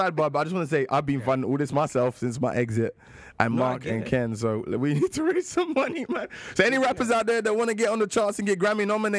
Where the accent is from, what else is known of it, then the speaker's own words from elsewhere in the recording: London, United Kingdom; moved away as an adult; now in United States; I'm English. Like, right. You know, when I sit here and when the listeners here, I say I'm from Catford and I went to Deptford Green and I know … and I went to the same school … went